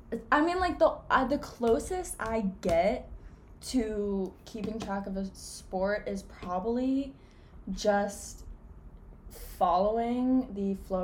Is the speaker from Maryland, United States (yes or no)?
yes; Maryland, United States; I'm from Maryland.